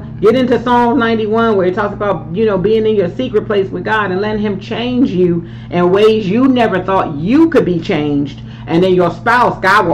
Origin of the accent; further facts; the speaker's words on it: Philadelphia, Pennsylvania, United States; growing up in Philly